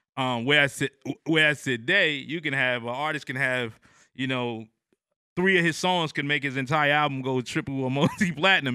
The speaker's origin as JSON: {"language": "English", "region": "New Jersey", "country": "United States", "moved": "yes", "lives_now": "Atlanta, United States", "said": "I'm from New Jersey at the time. I'm in, in Atlanta now"}